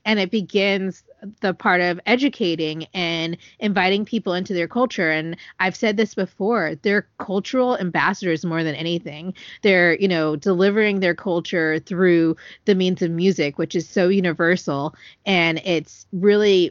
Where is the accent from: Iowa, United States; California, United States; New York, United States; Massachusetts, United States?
California, United States; I'm from California